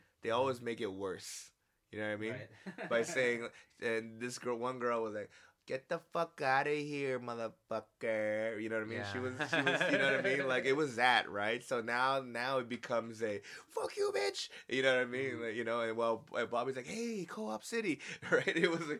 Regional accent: New York City, New York, United States; I don't care where I'm at, I'm from the Bronx, right?

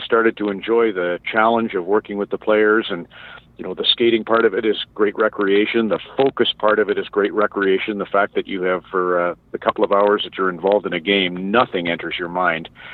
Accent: Red Deer, Alberta, Canada; my life growing up in Red Deer

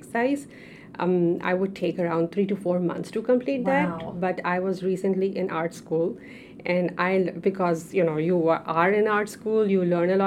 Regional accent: Pakistan; moved away as an adult; now in United States; being a Pakistani, having a background over there

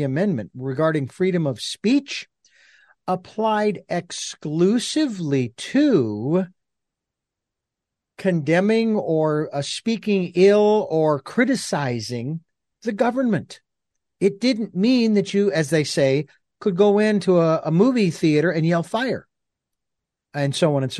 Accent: Phoenix, Arizona, United States; moved away; I'm originally from Phoenix

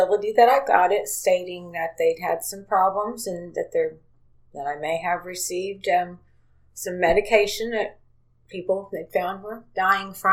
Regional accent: Princeton, Indiana, United States; also born or lived in Hazleton, Indiana; was born and raised in Princeton

